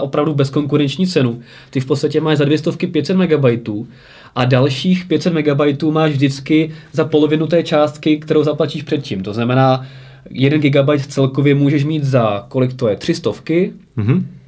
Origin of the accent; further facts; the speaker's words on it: Prague, Czechia; u nás v Praze